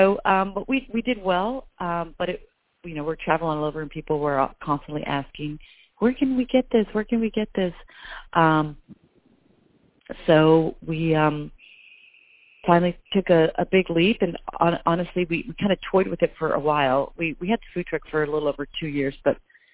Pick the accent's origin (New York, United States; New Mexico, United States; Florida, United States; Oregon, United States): New Mexico, United States; Albuquerque; moved away as an adult; now in Nashville, United States; Originally, I'm from Albuquerque, New Mexico